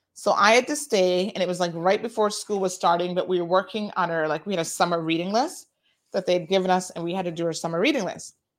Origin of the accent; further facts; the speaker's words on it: Tampa, Florida, United States; I grew up in Tampa